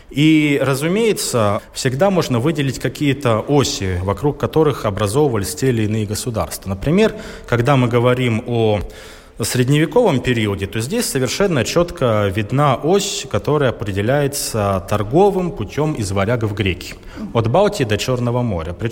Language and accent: Russian; Chita, Zabaykalsky Krai, Russia; moved away; also born or lived in Saint Petersburg; я урожденный забайкалец, я родился, вырос в Чите, в Забайкалье.